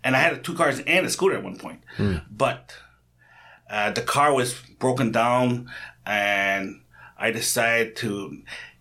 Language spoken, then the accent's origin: English; North Bay, Ontario, Canada; moved away as an adult; now in Ulsan, South Korea; I'm from North Bay